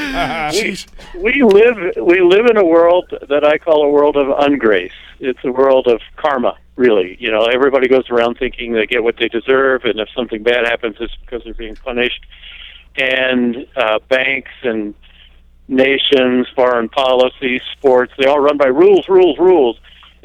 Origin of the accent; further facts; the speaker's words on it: the South, United States; I grew up in the South just as the Civil Rights Movement was getting underway